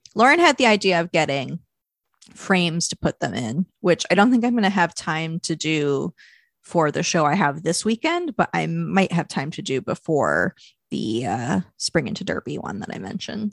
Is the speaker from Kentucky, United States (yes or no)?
yes; Louisville, Kentucky, United States; my hometown of Louisville, Kentucky